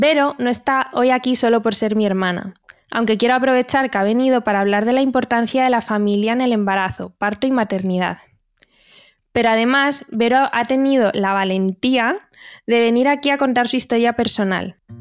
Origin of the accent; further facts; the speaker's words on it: Community of Madrid, Spain; conozco la comunidad de Madrid porque es donde me he formado, de donde soy yo, de donde somos nosotras